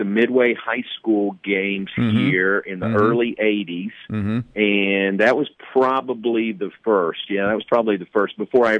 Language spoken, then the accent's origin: English; Danville, Kentucky, United States; moved away as an adult; now in Texas, United States; But I came from Danville, Kentucky. My parents had gone to Baylor, and I came and visited, really liked it. So I came from Kentucky to Baylor and was majoring in radio TV.